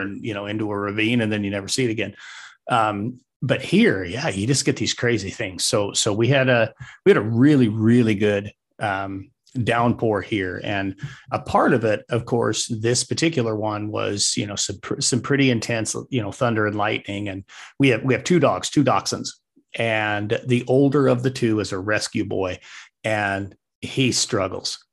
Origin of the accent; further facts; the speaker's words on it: Wyoming, United States; moved away as an adult; also born or lived in Arizona / Colorado; now in Nebraska, United States; I'm a Wyoming kid through and through. I do live in Nebraska. I'm not from Nebraska.